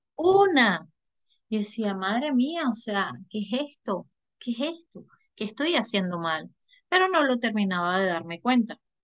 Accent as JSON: {"language": "Spanish", "country": "Venezuela", "moved": "as an adult", "said": "yo soy de Venezuela"}